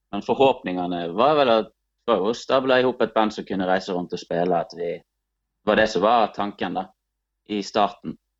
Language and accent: Norwegian; Bjørnafjorden municipality, Vestland, Norway; vi er fra Bjørnafjorden kommune